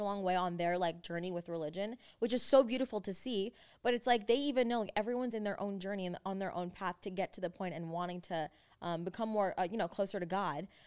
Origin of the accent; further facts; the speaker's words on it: United States; accent: generic American; now in Los Angeles, United States; we grew up in America and our parents both, like, grew up in different places as well that when they came here, we kinda didn't adapt to either one of their accents. It was more just, like, generic